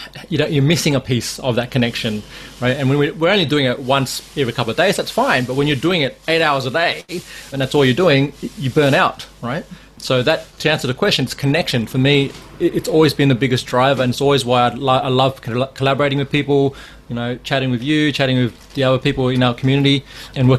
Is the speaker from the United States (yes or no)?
no; Sydney, New South Wales, Australia; also born or lived in Laos; Laos, which is where I was born, but I grew up here in Sydney.